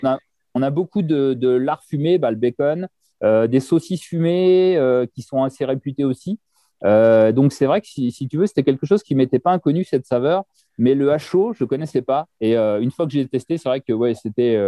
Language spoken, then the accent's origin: French; France; chez nous en France